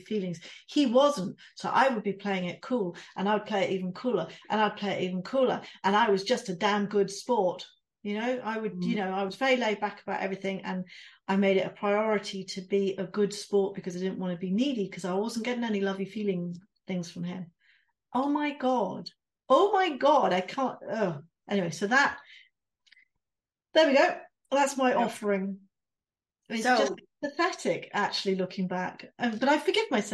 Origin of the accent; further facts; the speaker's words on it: United Kingdom; we're British